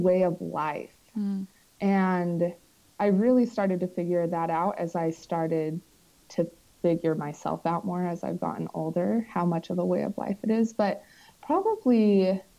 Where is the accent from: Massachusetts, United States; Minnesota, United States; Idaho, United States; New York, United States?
Idaho, United States; Southeastern; Southeastern Idaho